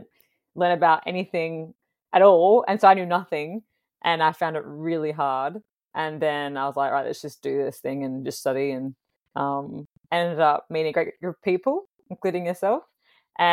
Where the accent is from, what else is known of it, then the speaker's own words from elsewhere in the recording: Fremantle, Western Australia, Australia; born there; So I was born in Fremantle.